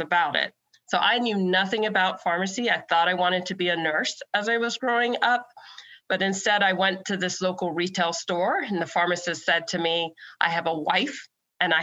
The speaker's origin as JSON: {"language": "English", "town": "Fort Lauderdale", "region": "Florida", "country": "United States", "tie": "born or raised there", "also_born_or_lived": "London, England / upstate New York", "moved": "as an adult", "lives_now": "Alabama, United States", "said": "I moved to the United States when I was 8 years old, and my family chose to move directly from London, England to Fort Lauderdale, Florida"}